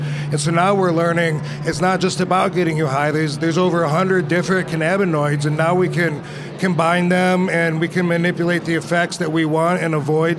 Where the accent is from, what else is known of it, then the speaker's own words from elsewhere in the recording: Michigan, United States; In Michigan.